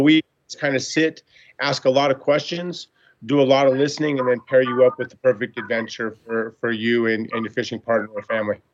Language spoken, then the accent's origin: English; Montana, United States; I grew up in Montana